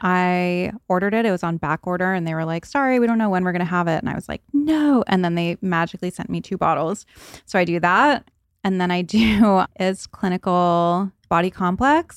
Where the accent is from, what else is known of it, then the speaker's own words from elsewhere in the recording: New England, United States; I grew up in New England where it was cold during the winters